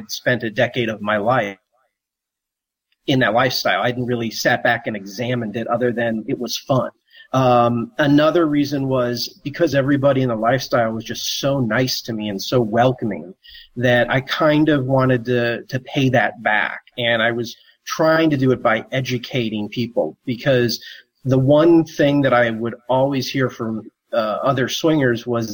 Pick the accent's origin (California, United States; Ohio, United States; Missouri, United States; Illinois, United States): Missouri, United States; St. Louis; I'm from the Midwest originally, from St. Louis, Missouri